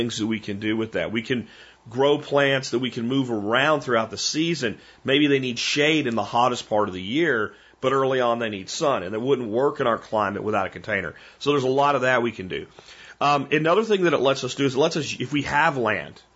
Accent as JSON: {"language": "English", "region": "Pennsylvania", "country": "United States", "tie": "born or raised there", "said": "I grew up in Pennsylvania"}